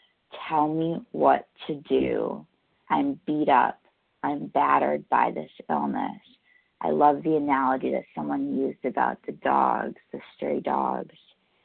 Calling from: New York, United States; I'm calling in from New York.

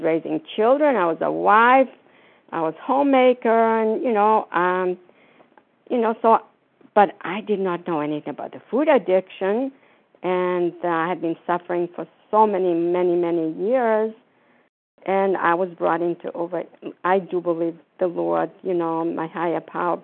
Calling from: Florida, United States; I'm calling from Florida.

